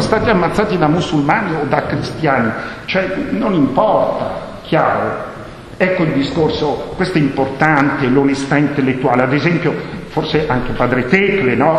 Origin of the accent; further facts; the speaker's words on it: Bergamo, Lombardy, Italy; first language Bergamasque; Italian is a second language; sono bergamasco, eh. la mia lingua madre è il bergamasco